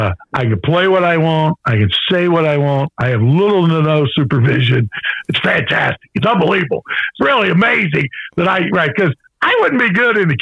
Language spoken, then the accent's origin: English; Danville, Virginia, United States; I'm a hillbilly from Danville, Virginia